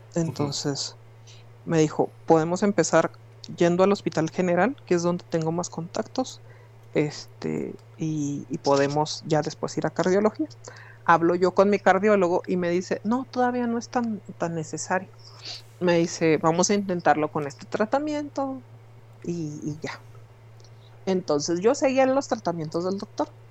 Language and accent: Spanish; Mexico; yo soy del barrio de Londres